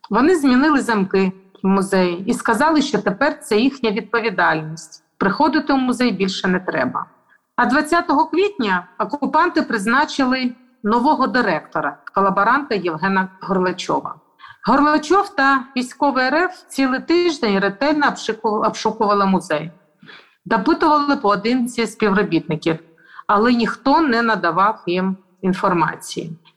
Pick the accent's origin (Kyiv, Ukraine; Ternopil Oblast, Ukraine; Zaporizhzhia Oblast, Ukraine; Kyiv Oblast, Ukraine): Zaporizhzhia Oblast, Ukraine; Melitopol; Дуже сподіваюся, що культурне надбання народу повернеться в Україну, а саме у звільнений мій рідний Мелітополь.